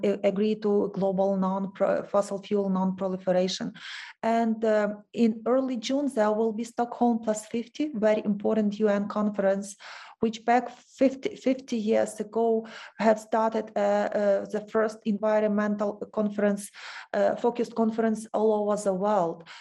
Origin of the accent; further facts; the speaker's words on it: Ukraine; We are calling from Ukraine